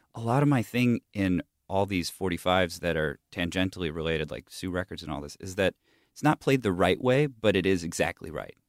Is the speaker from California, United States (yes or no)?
yes; Huntington Beach, California, United States; also born or lived in Bay Area, California; I grew up in Southern California. Like, the prevalent music when I was a kid in Huntington Beach